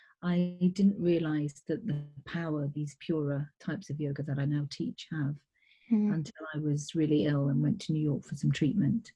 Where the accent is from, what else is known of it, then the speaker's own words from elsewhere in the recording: England, United Kingdom; also born or lived in East Africa; My parents were born in India, and we lived in East Africa and then came to England from the age of six or something, so I'm very British